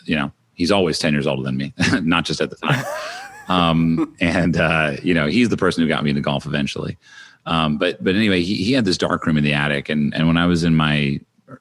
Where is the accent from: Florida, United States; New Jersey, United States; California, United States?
New Jersey, United States; Madison; moved away; I grew up in a town in New Jersey called Madison, which had about 15,000 people